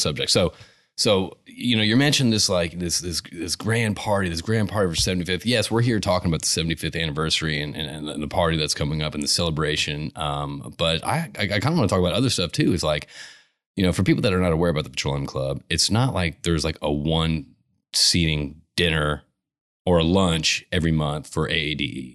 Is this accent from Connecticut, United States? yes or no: yes; Connecticut, United States; now in Houston, United States; I grew up in Connecticut